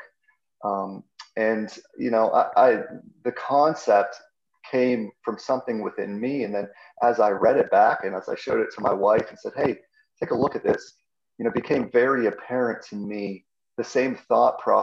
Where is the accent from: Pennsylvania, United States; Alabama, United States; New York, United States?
Pennsylvania, United States; Pittsburgh; I'm from Pittsburgh, grew up a Steeler fan